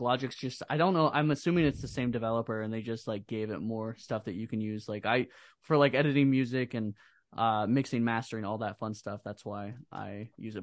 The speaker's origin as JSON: {"language": "English", "region": "Iowa", "country": "United States", "said": "we're from Iowa"}